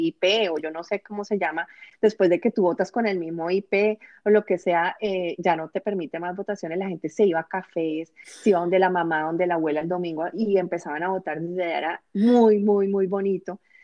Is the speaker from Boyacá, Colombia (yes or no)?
no; Bogotá, Colombia; moved away as an adult; now in United States; en mi ciudad, en Bogotá